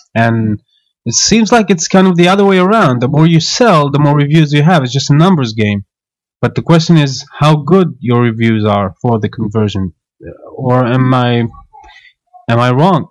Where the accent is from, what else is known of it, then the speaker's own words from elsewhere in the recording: Israel; I'm from Israel